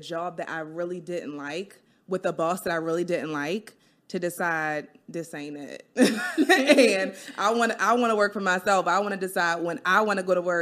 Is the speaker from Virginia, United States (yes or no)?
no; Baltimore, Maryland, United States; I'm from Baltimore born and raised